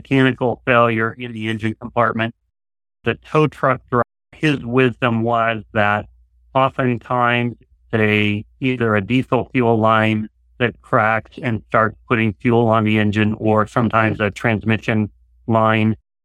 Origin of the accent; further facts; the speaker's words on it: Nebraska, United States; moved away; also born or lived in Portland, Oregon; I'm a native Nebraskan. For 26 years or so, we lived and worked in Oregon around the Portland, Oregon area